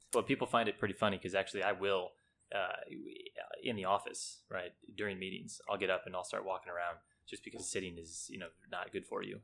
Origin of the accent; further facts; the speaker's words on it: California, United States; we grew up in California back in the sixties and seventies.